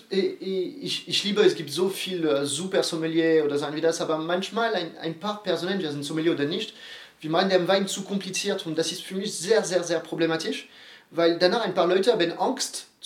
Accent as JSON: {"language": "German", "town": "Bordeaux", "region": "Nouvelle-Aquitaine", "country": "France", "second_language": "German", "said": "Aber das ist gleich, wir kommen aus Bordeaux, du, äh, du wohnst äh, alle drei Kilometer maximal aus einem Weingut"}